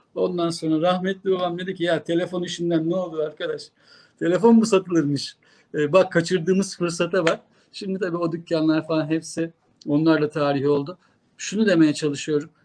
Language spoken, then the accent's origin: Turkish; Kırklareli, Turkey; moved away; Ben Kırklareli'de böyle bakkaldan hallice bir markette hep, e, çocukluğum, gençliğim geçti.